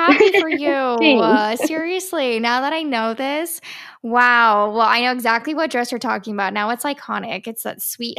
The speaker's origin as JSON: {"language": "English", "region": "Ohio", "country": "United States", "moved": "yes", "lives_now": "California, United States", "said": "I came from Ohio. And I competed for 3 years in Miss Ohio"}